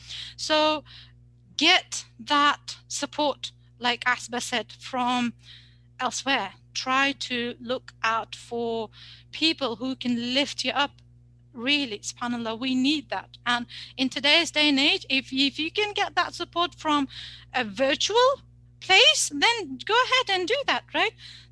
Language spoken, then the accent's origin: English; Uzbekistan; moved away; also born or lived in United Kingdom / Saudi Arabia; I'm like from Uzbekistan, but then from the UK and then in Saudi Arabia. We have no family here, right?